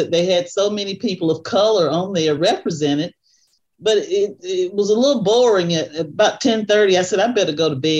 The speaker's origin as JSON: {"language": "English", "town": "Pacolet", "region": "South Carolina", "country": "United States", "tie": "born or raised there", "said": "I grew up in a rural town called Pacolet, South Carolina, which is south of Spartanburg"}